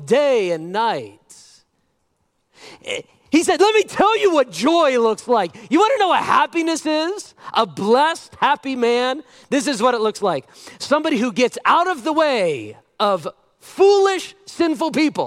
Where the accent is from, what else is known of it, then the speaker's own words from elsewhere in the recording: United States; I'm an American